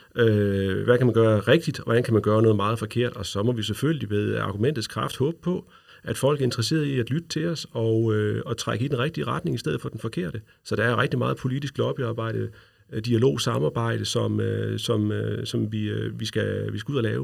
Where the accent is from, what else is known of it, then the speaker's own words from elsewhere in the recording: Løkken, North Denmark Region, Denmark; also born or lived in Brønderslev; Jeg er fra Nordjylland, jeg er fra Lykken, øh, hvor jeg er gået i folkeskole